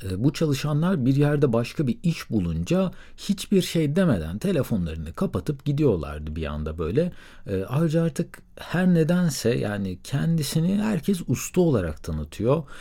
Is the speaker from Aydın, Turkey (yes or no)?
yes; Söke, Aydın, Turkey; moved away; also born or lived in Istanbul / Middle East; 1990 yılında Aydın'ın Sök ilçesinde doğdum